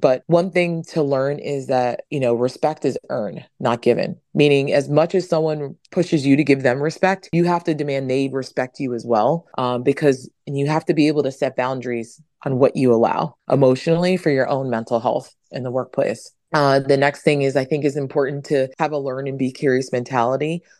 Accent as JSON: {"language": "English", "region": "New York", "country": "United States", "said": "I am originally from New York, and my parents are, I'm 100% Dominican. My parents are from Dominican Republic"}